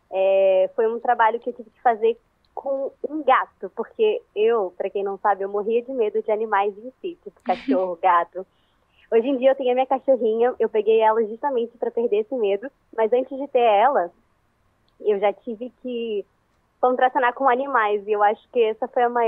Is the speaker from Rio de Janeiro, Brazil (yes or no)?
yes; Rio de Janeiro, Brazil; E eu sou do Rio de Janeiro, capital. Então, assim, eu tive que mudar o meu sotaque.